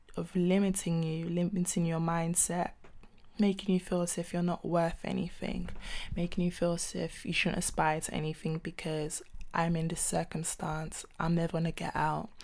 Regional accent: London, United Kingdom; also born or lived in Nigeria; I'm a singer-songwriter from South London

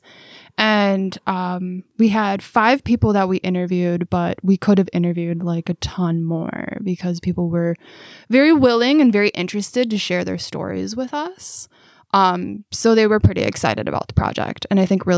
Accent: Milwaukee, Wisconsin, United States; moved away as an adult; now in Waupaca, United States; I'm originally from Milwaukee, but I moved up here because my husband found a job in Waupaca

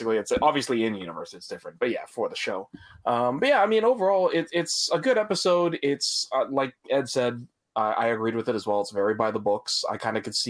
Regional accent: Canada; we're all from the Great North

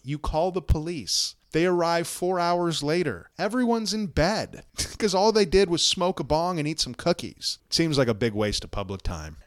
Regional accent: Ontario, Canada; I'm from Ontario

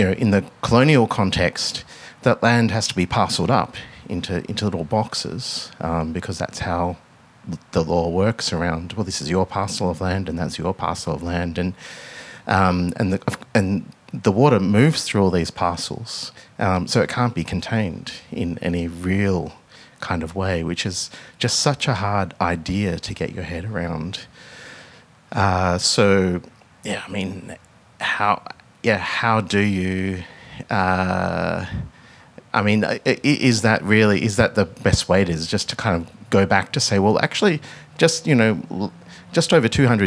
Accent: Melbourne, Victoria, Australia; growing up in Melbourne

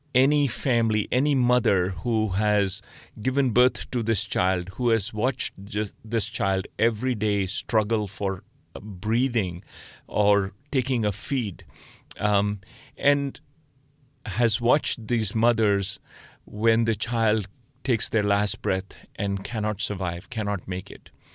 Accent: India; moved away as an adult; also born or lived in Oxford, United Kingdom / Boston, United States; now in Stanford, United States; I grew up in India.

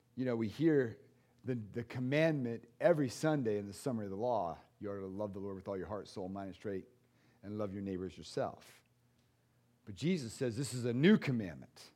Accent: United States; I'm an American

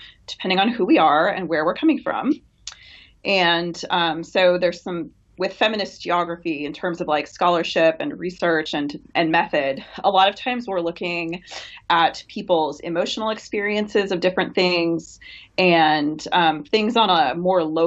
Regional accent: Washington, United States; moved away; I'm from Washington State originally, so it's based where I grew up

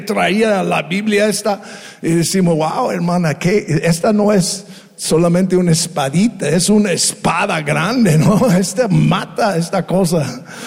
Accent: United States; Spanish is a second language; now in Tepic, Mexico; somos ex gringos. Ya somos mexicanos

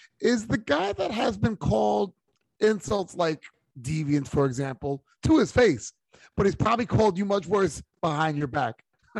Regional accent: New York City, New York, United States; as a New Yorker

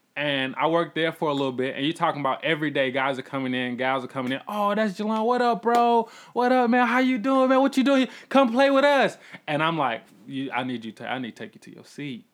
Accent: College Park, Georgia, United States; also born or lived in Atlanta; I come from College Park

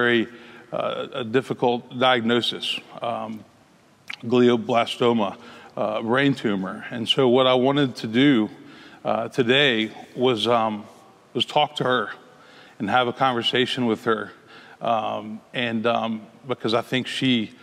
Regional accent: Memphis, Tennessee, United States; I grew up in Memphis.

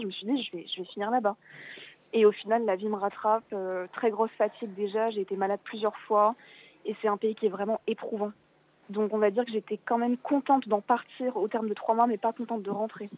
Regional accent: Alsace, Grand Est, France; moved away; je viens, d'Alsace à la base

